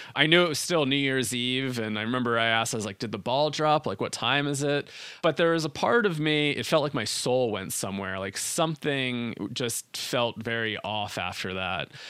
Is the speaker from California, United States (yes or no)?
no; New Jersey, United States; I grew up in New Jersey.